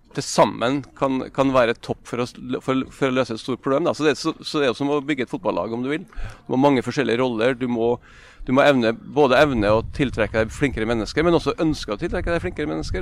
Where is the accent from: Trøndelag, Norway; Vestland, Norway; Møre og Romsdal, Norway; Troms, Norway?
Møre og Romsdal, Norway; Nordmøre; jeg som nordmøring